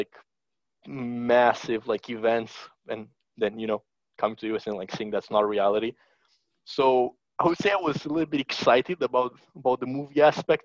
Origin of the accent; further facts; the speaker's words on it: Bucharest, Romania; moved away as an adult; now in Austin, United States; born and raised in Bucharest, Romania, in Eastern Europe. Moved to the States, about like 4.5 years ago